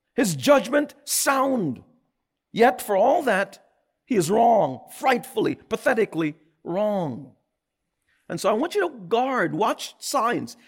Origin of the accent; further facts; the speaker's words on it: New York, United States; I'm a New Yorker.